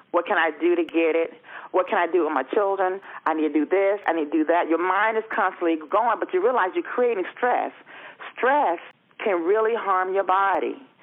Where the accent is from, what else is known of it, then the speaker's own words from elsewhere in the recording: Melbourne, Florida, United States; now in Oviedo, United States; I'm originally from Melbourne, Florida. I reside in Oviedo, Florida